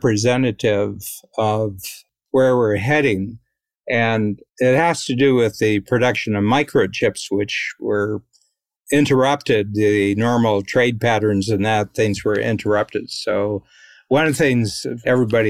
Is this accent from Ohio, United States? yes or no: yes; Ohio, United States; I'm from Ohio, so I'm a Buckeye